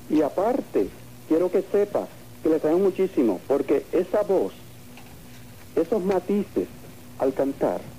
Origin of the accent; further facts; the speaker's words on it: Yauco, Puerto Rico; moved away; Yo soy puertorriqueño de Yauco.